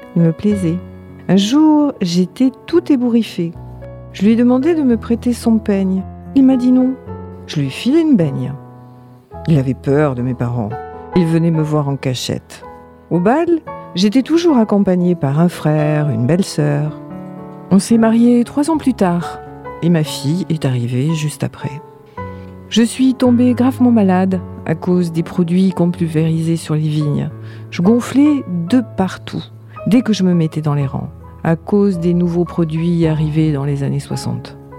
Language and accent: French; Celles, Nouvelle-Aquitaine, France; also born or lived in Cognac / Jonzac; Je suis née à Cognac en 1947 et j'ai suivi l'école primaire à Celle jusqu'à 15 ans